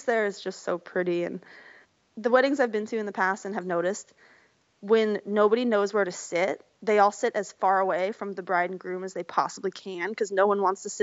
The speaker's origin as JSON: {"language": "English", "town": "Missoula", "region": "Montana", "country": "United States", "tie": "born or raised there", "moved": "yes", "said": "I grew up in Missoula, just over the mountains from Bozeman"}